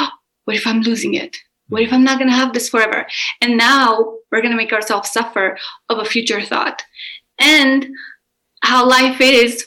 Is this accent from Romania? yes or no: yes; Romania; I am Romanian and I grew up in Romania.